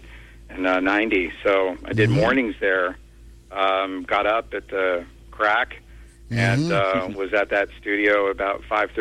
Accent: Wharton, New Jersey, United States; where I grew up in Wharton, New Jersey

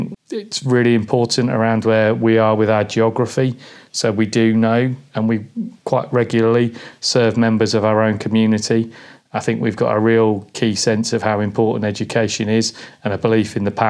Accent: Peterborough, East of England, United Kingdom; heading back into Peterborough, which is where I went to school

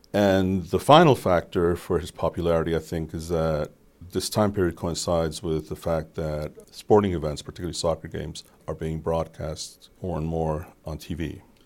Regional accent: Colombia; moved away; I grew up in Colombia

